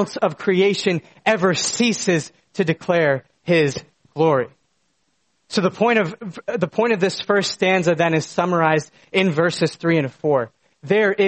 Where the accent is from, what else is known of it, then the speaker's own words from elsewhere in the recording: United States; moved away; The small town that I grew up in was an absolute spectacle of creation. In my backyard was a small mountain that lit up with the colors of fall, and the beautiful Susquehanna River was just down the road